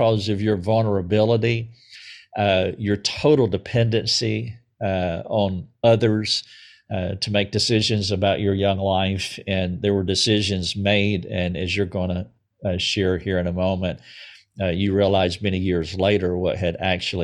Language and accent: English; southern United States, United States; I'm from the southern part of the United States